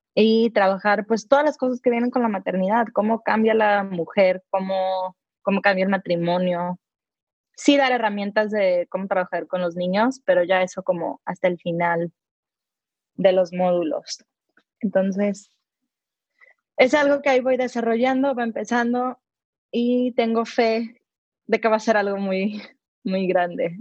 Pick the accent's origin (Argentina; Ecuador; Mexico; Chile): Mexico; now in United States; soy una mamá mexicana que amo, amo México, pero vivo en Estados Unidos